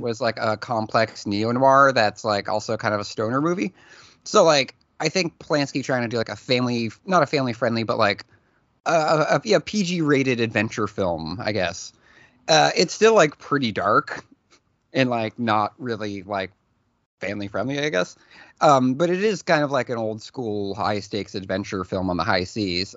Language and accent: English; New England, United States; I grew up in New England